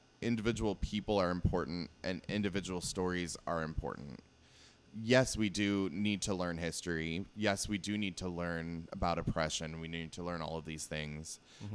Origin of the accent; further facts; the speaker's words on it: Seattle, Washington, United States; growing up in Seattle in a Jewish family